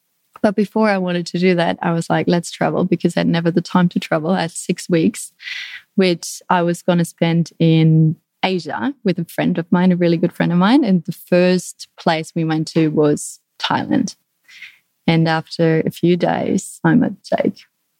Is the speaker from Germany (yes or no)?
yes; Düsseldorf, North Rhine-Westphalia, Germany; English is a second language; moved away as an adult; also born or lived in Spain; I moved back to Germany, to Düsseldorf, well, a village close to Düsseldorf. And that's where I grew up and lived until I quit my job and then met Jake in Asia.